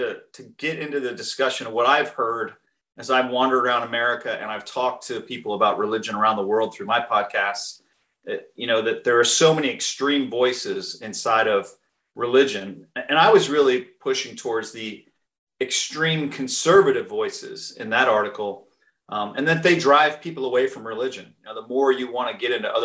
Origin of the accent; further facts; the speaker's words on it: New England, United States; moved away; also born or lived in Southern United States; I was raised Baptist in New England, and then I moved to the South